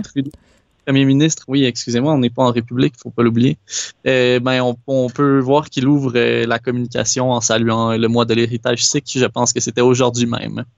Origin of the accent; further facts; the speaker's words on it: Quebec, Canada; moved away; dans mon pays, euh, dans ma, sur ma terre natale